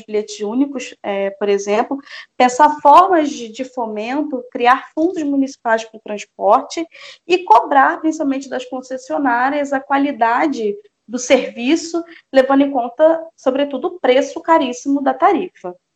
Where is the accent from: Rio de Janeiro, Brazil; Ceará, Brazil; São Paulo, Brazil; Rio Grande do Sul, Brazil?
Rio de Janeiro, Brazil; Magé; Eu fui criada em Magé, eu, saí, né? eu fui criada em Magé por todos os lados. Eu estudei em Magé